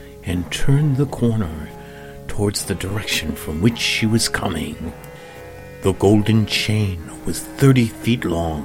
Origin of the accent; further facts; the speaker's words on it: Oak Park, Illinois, United States; I grew up in Oak Park, Illinois, where there was a strong theater crowd